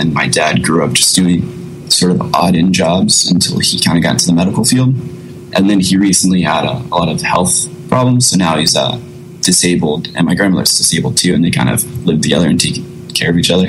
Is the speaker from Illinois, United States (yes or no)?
no; Newberry, Florida, United States; I grew up in Newberry. It's about maybe 35, 45 minutes away from Gainesville. But it's such a small town.